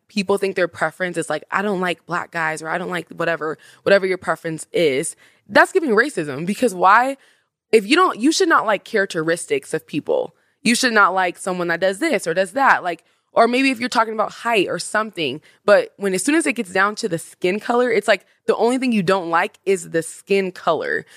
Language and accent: English; Washington, United States; I'm from Washington